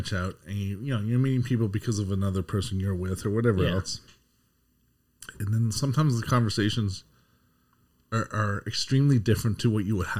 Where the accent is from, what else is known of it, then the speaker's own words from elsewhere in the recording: Canada; we're Canadian.